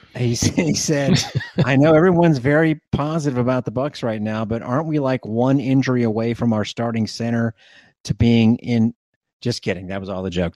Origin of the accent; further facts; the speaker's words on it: Plant City, Florida, United States; my best friend growing up in Plant City